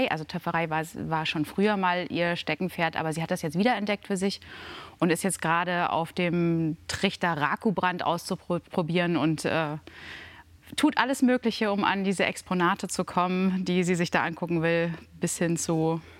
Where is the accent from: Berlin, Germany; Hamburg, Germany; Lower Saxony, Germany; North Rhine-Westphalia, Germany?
Lower Saxony, Germany; Dannenberg, die kommt aus dem Wendland. Das, das, ist meine Heimat.